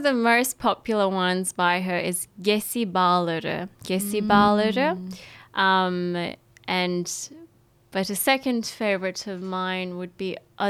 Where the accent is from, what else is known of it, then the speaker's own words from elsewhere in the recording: Australia; also born or lived in Ankara, Turkey; Yes, so I was born in Ankara, the capital, and I was in Turkey till 2007, so till I was about seven. And I, yes, so I, after that I came to Australia when I was seven